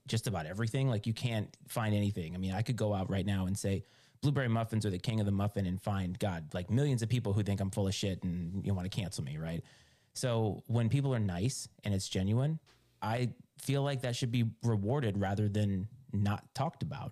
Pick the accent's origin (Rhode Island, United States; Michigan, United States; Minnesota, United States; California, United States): Rhode Island, United States; moved away as an adult; also born or lived in Virginia; I grew up in Rhode Island